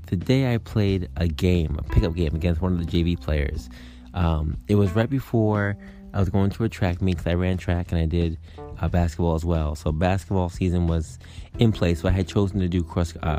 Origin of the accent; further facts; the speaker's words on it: New York, United States; I'm a New Yorker